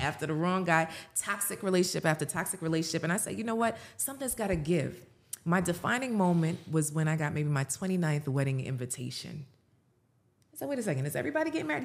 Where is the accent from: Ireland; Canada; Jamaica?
Jamaica; I'm Jamaican.